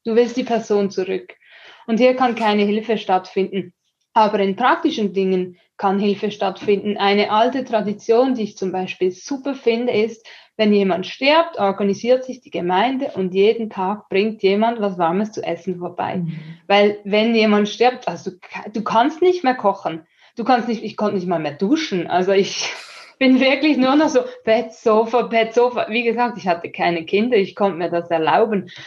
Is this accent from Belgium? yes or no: no; Switzerland; für mich als Schweizerin